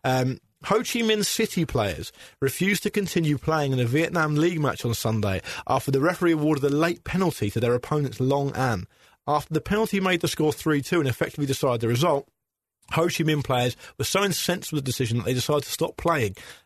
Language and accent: English; Gosport, South East England, United Kingdom; moved away; my hometown club, Gosport Borough